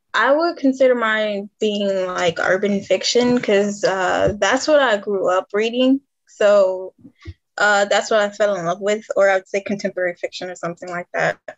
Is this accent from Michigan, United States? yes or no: yes; Detroit, Michigan, United States; moved away; I'm originally from Detroit, Michigan